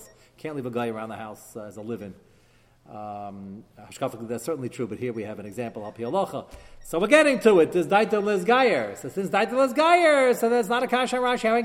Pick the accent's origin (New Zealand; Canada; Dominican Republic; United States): United States; I'm American